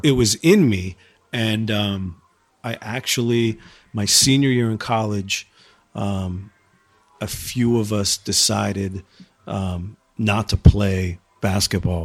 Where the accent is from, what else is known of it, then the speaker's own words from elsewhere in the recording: Exeter, New Hampshire, United States; also born or lived in Camp Hill, Pennsylvania / Minneapolis, Minnesota; my family moved here when I was like five. So, I mean, I spent the majority of my childhood